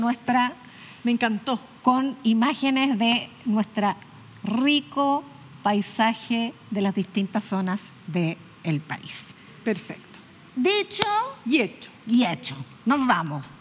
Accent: Chile; las chilenas que somos las chilenas

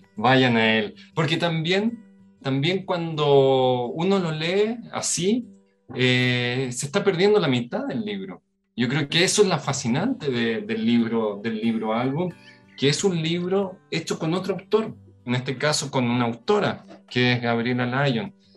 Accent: Concepción, Biobío, Chile; yo vivía en el sur de, Chile, en, nací en Concepción

